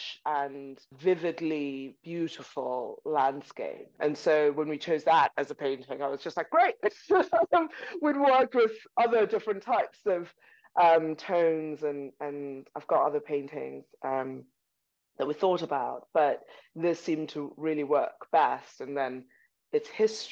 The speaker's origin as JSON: {"language": "English", "country": "Zimbabwe", "also_born_or_lived": "Buckinghamshire, United Kingdom", "moved": "yes", "lives_now": "United Kingdom", "said": "I'm from Zimbabwe"}